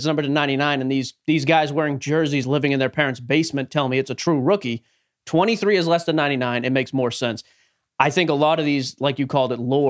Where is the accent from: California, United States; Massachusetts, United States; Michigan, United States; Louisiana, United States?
Massachusetts, United States; Boston; born and raised in Boston